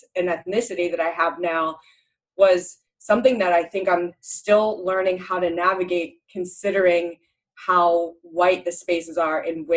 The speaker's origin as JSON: {"language": "English", "region": "New Jersey", "country": "United States", "tie": "born or raised there", "also_born_or_lived": "New England", "moved": "as an adult", "said": "growing up in New Jersey, which is really diverse"}